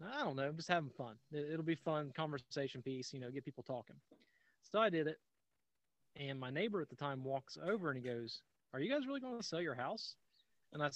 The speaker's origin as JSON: {"language": "English", "region": "Southern Ohio", "country": "United States", "tie": "born or raised there", "moved": "as an adult", "lives_now": "Colorado, United States", "said": "born and raised in Southern Ohio, right along the Ohio River Valley"}